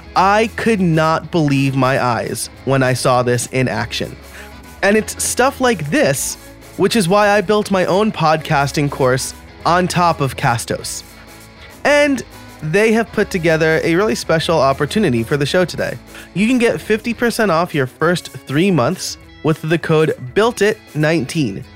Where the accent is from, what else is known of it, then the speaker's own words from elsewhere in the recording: New York, United States; also born or lived in Scranton, Pennsylvania; now in Philadelphia, United States; I'm from New York, but I live in Philly or near Philly